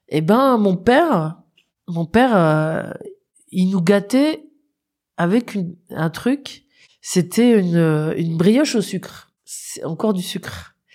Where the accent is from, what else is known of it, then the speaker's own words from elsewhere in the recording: Moselle, Grand Est, France; comme je viens de Moselle